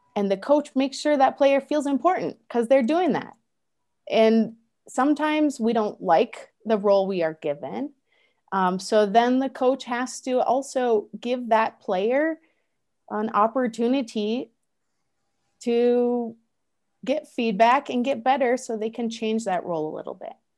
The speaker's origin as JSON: {"language": "English", "country": "United States", "said": "I use myself as an American"}